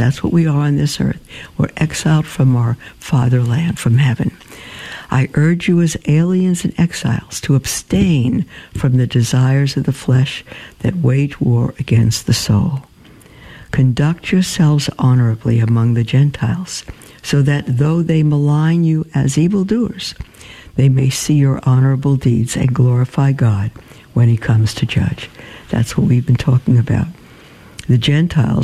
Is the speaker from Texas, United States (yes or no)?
no; New York City, New York, United States; I grew up in Brooklyn